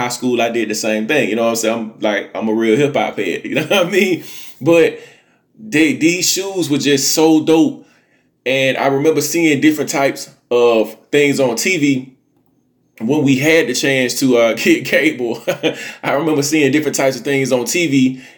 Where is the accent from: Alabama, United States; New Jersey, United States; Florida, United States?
Alabama, United States; Montgomery; when I was a kid growing up in Montgomery, Alabama